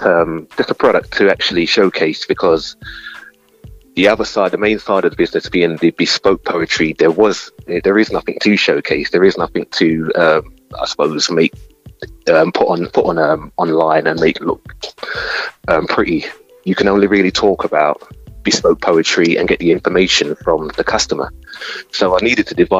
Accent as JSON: {"language": "English", "region": "London", "country": "United Kingdom", "tie": "born or raised there", "said": "I was born in the East London from the 70s"}